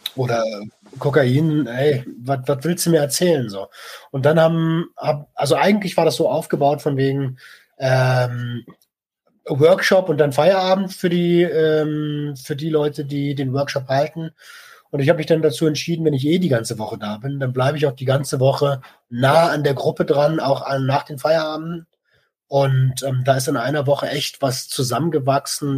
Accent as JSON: {"language": "German", "country": "Germany", "said": "bei uns in Deutschland"}